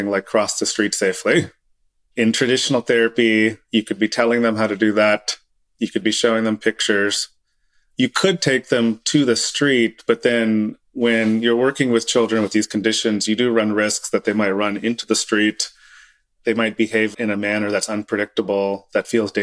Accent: Oklahoma, United States; moved away as an adult; I grew up in Oklahoma

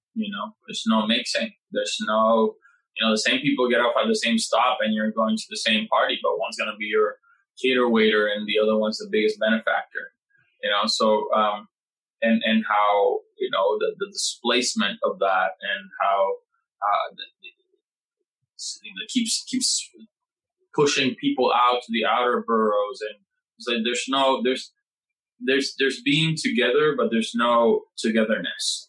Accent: Puerto Rico; now in New York, United States; I come from Puerto Rico

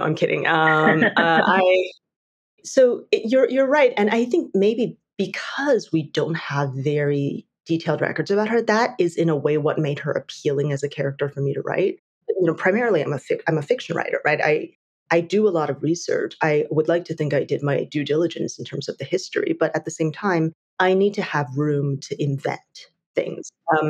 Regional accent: Taiwan; moved away; I grew up in Taiwan.

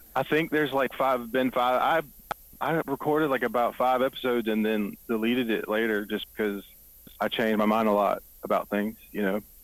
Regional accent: the Triangle, North Carolina, United States; also born or lived in Greenville, North Carolina; I grew up in the Triangle.

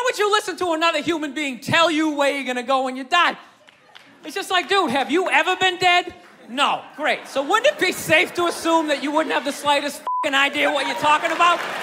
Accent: New York City, New York, United States; I was born and raised in Manhattan

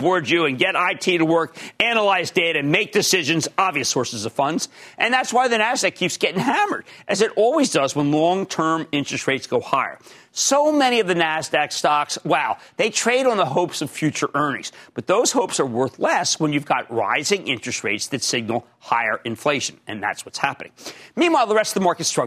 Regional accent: Pennsylvania, United States; We're both from Pennsylvania

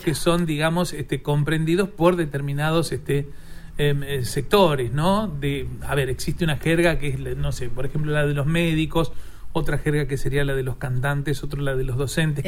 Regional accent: Argentina; also born or lived in Lomas de Zamora, Buenos Aires Province; yo nací en Lomas de Zamora, provincia ah, de Buenos Aires, pero bueno, nací, digamos, porque allí en ese lugar vivían mis abuelos y mi madre fue y me parió allá en el hospital Luisa C. de Gandulfo, pero ah. después fui al campo

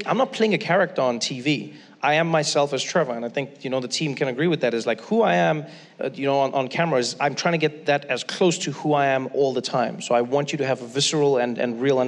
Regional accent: South Africa; moved away; I grew up in South Africa

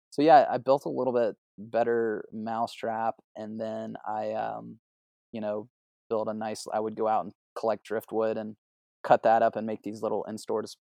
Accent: South Carolina, United States; I grew up on the on the Whale Branch. We've had those leases in our family for you know hundred years or whatever.

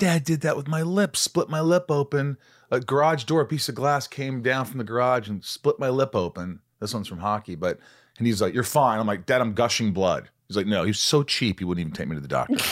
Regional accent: southern Indiana, United States; moved away; also born or lived in New York; I was born in New York, grew up in Indiana, southern Indiana

